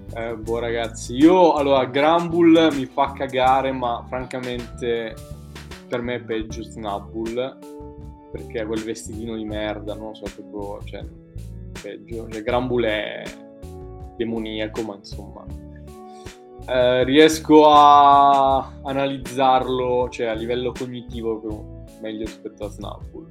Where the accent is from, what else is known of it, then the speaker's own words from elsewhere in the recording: Italy; noi italiani